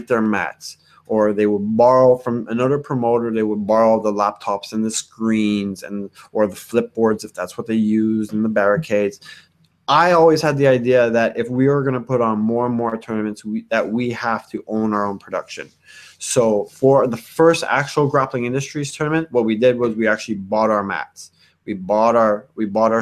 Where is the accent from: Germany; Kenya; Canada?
Canada; Montreal, Quebec; we're from Montreal